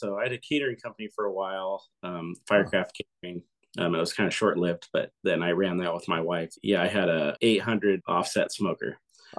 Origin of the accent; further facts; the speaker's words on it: Carlsbad, California, United States; also born or lived in Oceanside, California; Carlsbad's such a cool place to grow up, and I'm stoked my kids can grow up here too.